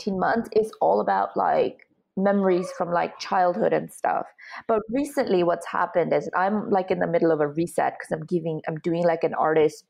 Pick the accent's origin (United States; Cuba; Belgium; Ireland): Ireland; Dublin, Leinster; moved away as an adult; also born or lived in Hungary; now in United Kingdom; I grew up in Dublin in Ireland